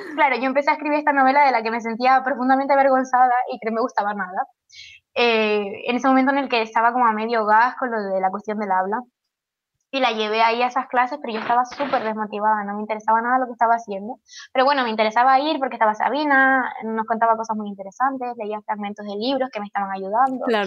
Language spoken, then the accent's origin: Spanish; Tenerife, Canary Islands, Spain; moved away as an adult; now in Madrid, Spain; me voy a mudar a Tenerife de nuevo.